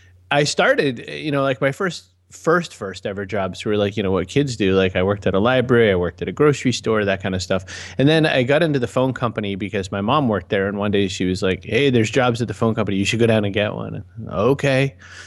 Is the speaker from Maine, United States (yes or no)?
yes; Augusta, Maine, United States; also born or lived in Waterville; now in Massachusetts, United States; So I am, born and raised in Maine. I live down in Massachusetts now. I was born in Waterville, but it's just because I was visiting my aunt. I was raised mostly in Augusta.